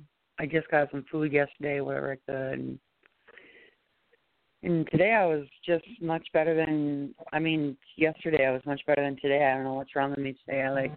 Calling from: New York, United States; I'm in New York.

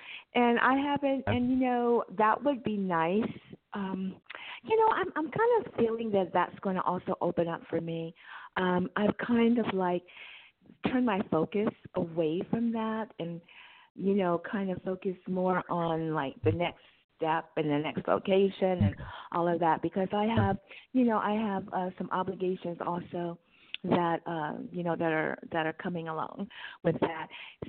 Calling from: California, United States; I'm in California.

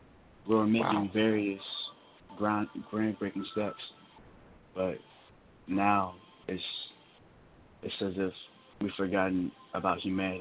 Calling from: Columbia, South Carolina, United States; I'm calling from Columbia, South Carolina. And as a black man

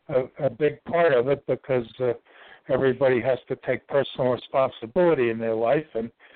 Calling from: Ashland, Virginia, United States; The center of the universe. That's what they call Ashland, Virginia.

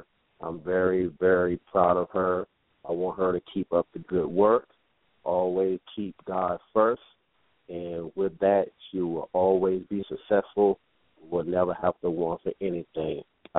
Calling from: Bowie, Maryland, United States; I'm calling from Bowie, Maryland.

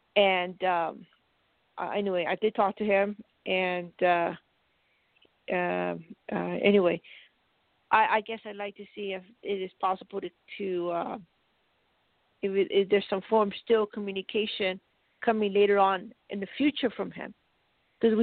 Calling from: Colorado, United States

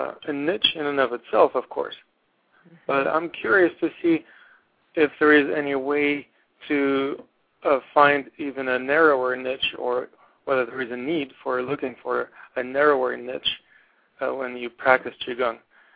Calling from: Portland, Oregon, United States; I'm calling from Portland, Oregon.

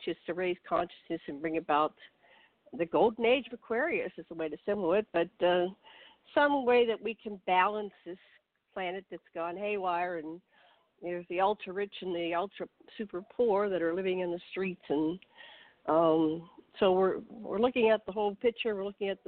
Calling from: Maui, Hawaii, United States; I'm calling in from Maui, Hawaii

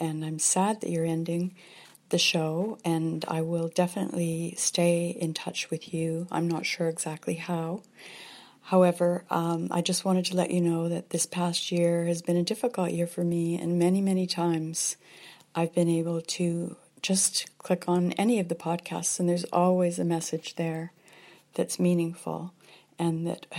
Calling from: Peterborough, Ontario, Canada; I'm calling you from Peterborough, Ontario, in Canada.

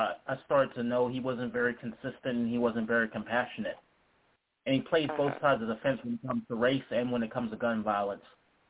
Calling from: Charlottesville, Virginia, United States; I'm calling from Charlottesville, Virginia.

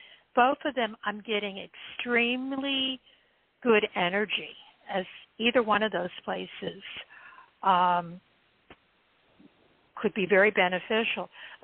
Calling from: Ohio, United States

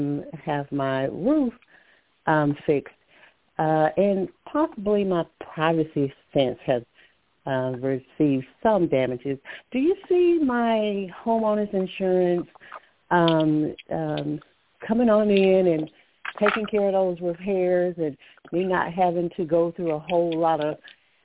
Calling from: Alabama, United States

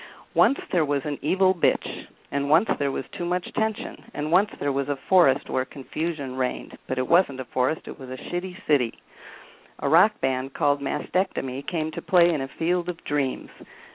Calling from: Chicago, Illinois, United States

